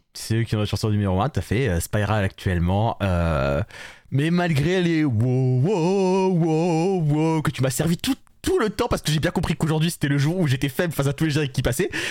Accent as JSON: {"language": "French", "country": "France", "said": "nous sommes français"}